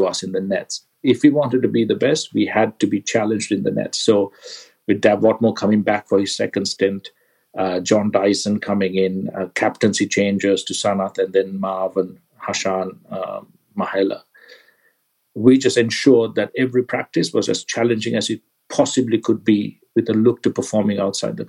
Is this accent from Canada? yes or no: no; Kandy, Central Province, Sri Lanka; I grew up in Kandy, where the weather's quite damp and rained a lot.